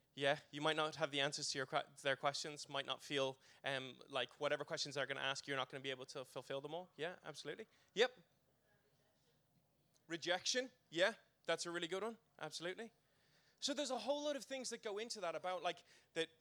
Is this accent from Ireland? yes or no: yes; Ireland; growing up in church world in the Republic